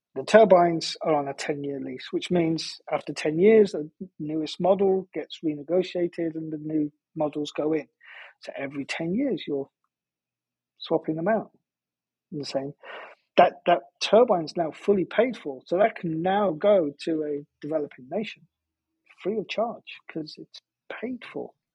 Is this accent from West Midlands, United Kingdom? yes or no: no; just outside of Liverpool, North West England, United Kingdom; moved away; my my hometown, uh, I grew up just outside of Liverpool